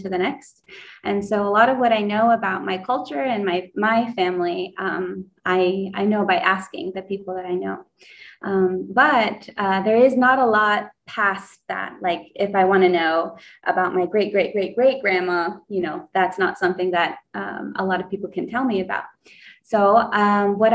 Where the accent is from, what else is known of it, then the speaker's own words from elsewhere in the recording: United States; moved away; I grew up on the Navajo reservation